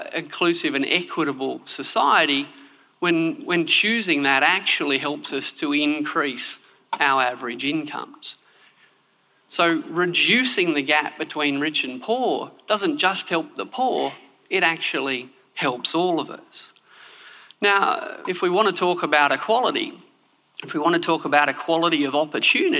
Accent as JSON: {"language": "English", "town": "Canberra", "region": "Australian Capital Territory", "country": "Australia", "also_born_or_lived": "Sydney", "said": "I'm from Canberra. We, citizens of Sydney, of which I was born"}